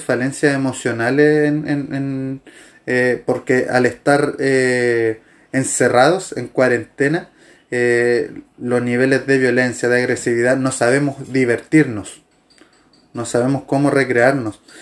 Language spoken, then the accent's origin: Spanish; Chile; Los chilenos por lo general no decimos que no